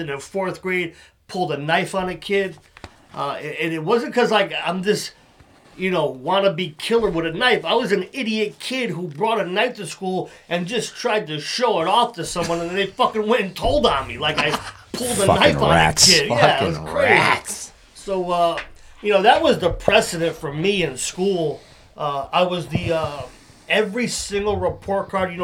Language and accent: English; Waterbury, Connecticut, United States; I'm from Waterbury.